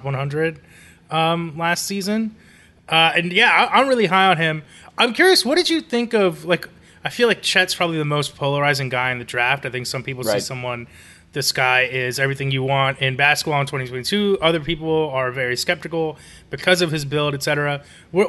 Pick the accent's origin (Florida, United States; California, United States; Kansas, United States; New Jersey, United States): California, United States; Los Angeles; My hometown, Los Angeles